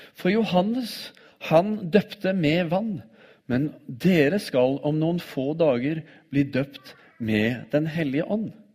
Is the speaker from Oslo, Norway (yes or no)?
yes; Oslo, Norway; når jeg vokste opp som tenåring i Oslo